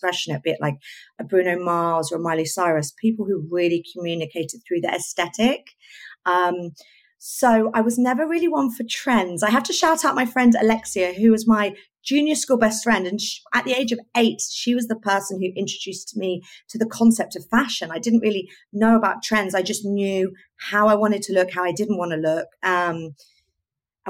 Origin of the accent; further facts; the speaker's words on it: Oxfordshire, South East England, United Kingdom; now in London, United Kingdom; growing up in Oxfordshire and just wanting to entertain and try and look fabulous while I was doing it